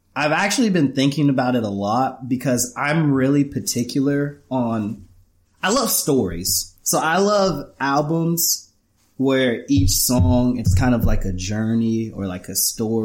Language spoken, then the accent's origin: English; Pensacola, Florida, United States; also born or lived in Orlando; I'm from Pensacola. I was born and raised here